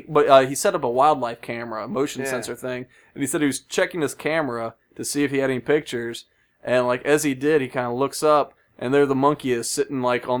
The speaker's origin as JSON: {"language": "English", "town": "Memphis", "region": "Tennessee", "country": "United States", "tie": "born or raised there", "moved": "yes", "said": "my hometown of Memphis. Well, my birth hometown."}